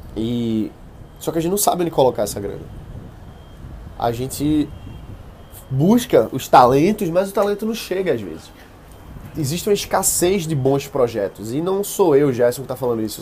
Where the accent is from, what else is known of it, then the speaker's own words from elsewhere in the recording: Recife, Pernambuco, Brazil; eu sou de Recife